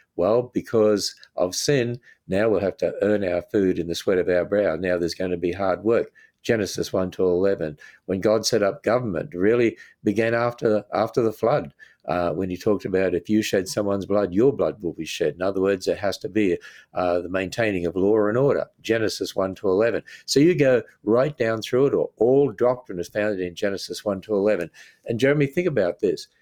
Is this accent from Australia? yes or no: yes; Australia; moved away as an adult; now in United States; I grew up in a Christian home in Australia